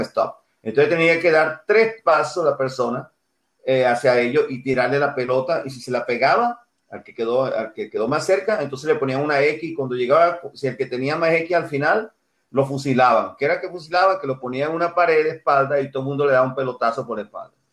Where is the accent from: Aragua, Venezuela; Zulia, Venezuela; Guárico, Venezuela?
Guárico, Venezuela; Altagracia de Orituco; also born or lived in Tucupido, Guárico, Venezuela; now in United States; nací en un pueblito que llaman Tucupido al Llano, pero me crié en otro pueblito que llaman Altagracia Orituco, es en el centro de Venezuela